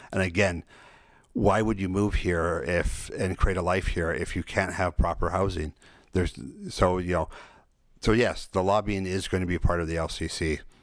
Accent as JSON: {"language": "English", "area": "Salt Spring Island", "region": "British Columbia", "country": "Canada", "tie": "born or raised there", "said": "I was born and raised here on Salt Spring"}